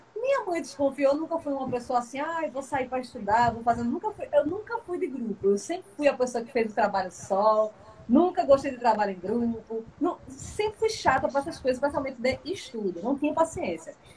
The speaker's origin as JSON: {"language": "Portuguese", "town": "Arcoverde", "region": "Pernambuco", "country": "Brazil", "tie": "born or raised there", "also_born_or_lived": "Bahia / Águas Belas", "lives_now": "Recife, Brazil", "said": "Arco Verde, que foi o lugar que eu passei menos tempo, né, de 98 a 2004, é, é justamente na fase entre os 8 e os 14"}